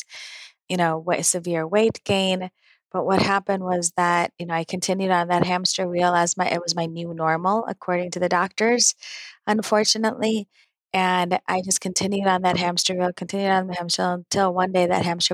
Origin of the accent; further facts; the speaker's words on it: Naperville, Illinois, United States; born and raised in Naperville, Illinois.